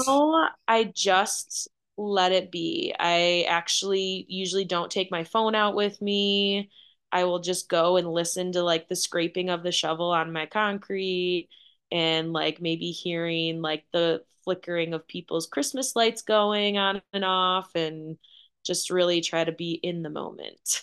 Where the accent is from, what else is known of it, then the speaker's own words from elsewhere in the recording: Wisconsin, United States; born and raised in Wisconsin